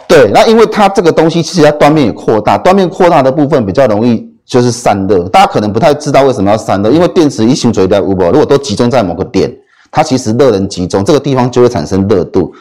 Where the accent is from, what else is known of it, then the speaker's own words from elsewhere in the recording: Taiwan; 我们台湾人